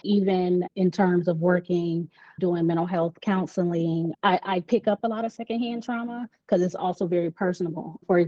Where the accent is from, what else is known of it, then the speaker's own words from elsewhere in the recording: Pensacola, Florida, United States; also born or lived in Georgia; I was born in Georgia. We came back to Pensacola.